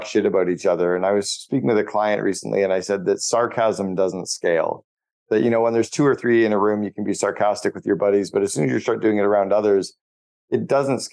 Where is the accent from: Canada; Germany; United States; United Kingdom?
Canada; I'm Canadian